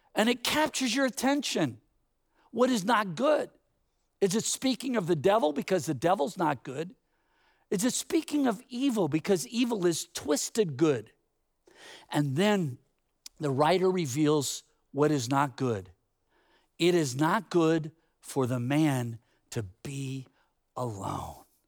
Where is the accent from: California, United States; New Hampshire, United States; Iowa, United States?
California, United States; Bay Area; growing up in the Bay Area, there were all kinds of orchards